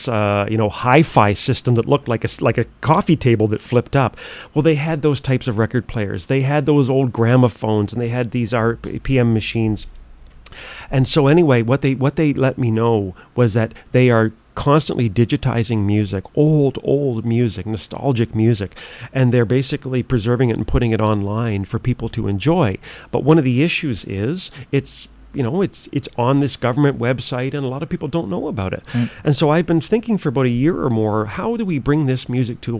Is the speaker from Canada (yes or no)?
yes; Nova Scotia, Canada; moved away as an adult; now in Winnipeg, Canada; I'm originally from Nova Scotia, but like every young Nova Scotian, we all dream of marrying a Winnipeg girl someday. So that's how I ended up in Winnipeg